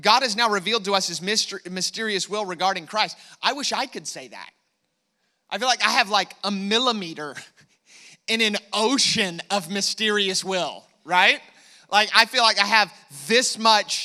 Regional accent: United States; I am American

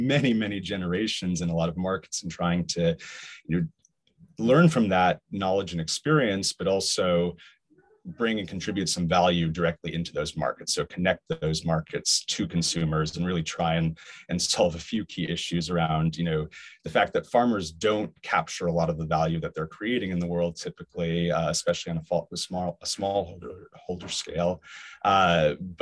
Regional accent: Hong Kong; growing up in Hong Kong

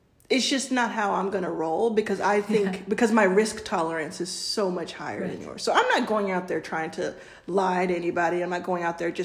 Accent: Texas, United States; now in California, United States; I grew up in Texas, mind you, and live in California

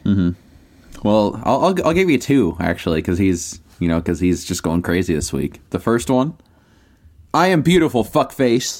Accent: United States; I'm American

